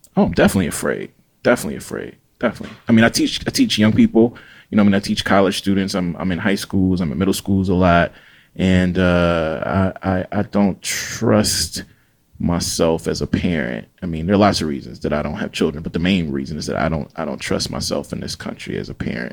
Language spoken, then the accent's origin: English; Jackson, Mississippi, United States; now in Oxford, United States; I'm a black Southern writer from Jackson, Mississippi.